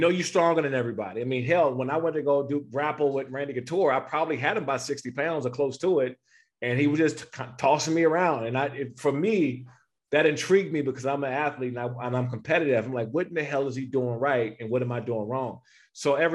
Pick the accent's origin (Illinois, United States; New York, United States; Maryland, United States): Maryland, United States; Prince George's County; moved away as an adult; I grew up in Prince George's County, Maryland, in Washington, D.C. area